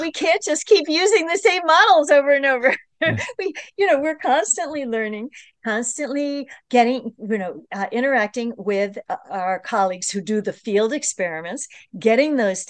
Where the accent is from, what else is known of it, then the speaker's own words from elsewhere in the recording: New York, United States; I'm from the New York metropolitan region